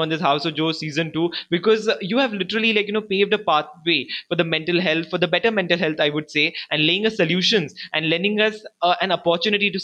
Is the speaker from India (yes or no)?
yes; India; we as an Indian society